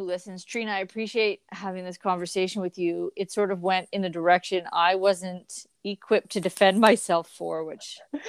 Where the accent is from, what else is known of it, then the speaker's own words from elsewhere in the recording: Canada; Well, we are Canadian icons.